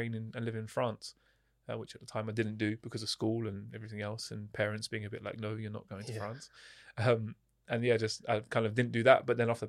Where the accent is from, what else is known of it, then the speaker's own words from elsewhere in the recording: East of England, United Kingdom; I grew up just outside of London in Hertfordshire, which is, again, similar to Oxfordshire.